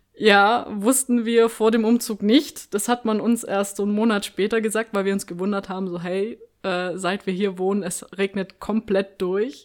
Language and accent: German; Stuttgart, Baden-Württemberg, Germany; moved away; ich bin ja Stuttgarter Kind